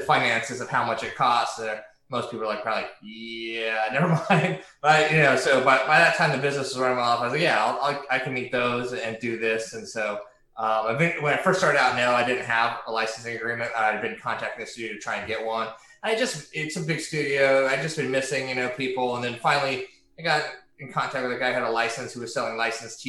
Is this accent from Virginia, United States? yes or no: no; Hawaii, United States; moved away; also born or lived in California; I'm a kid from the West Coast, grew up in Hawaii, California